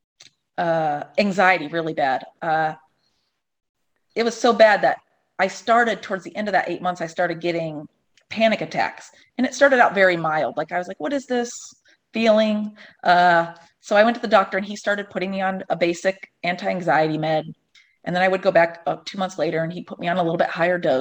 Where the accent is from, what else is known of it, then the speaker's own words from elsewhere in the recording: Ohio, United States; also born or lived in Los Angeles / Chicago; now in North Carolina, United States; I'm from Ohio originally, and I've kind of been all over LA, Chicago